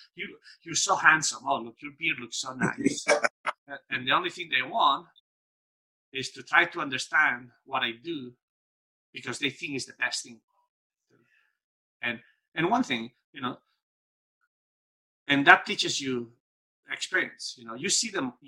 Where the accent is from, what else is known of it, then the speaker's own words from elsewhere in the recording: Spain; growing up in Spain, in a dictatorship